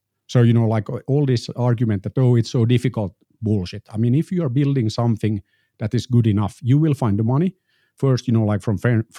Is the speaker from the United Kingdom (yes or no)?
no; Finland; I'm an entrepreneur from Finland.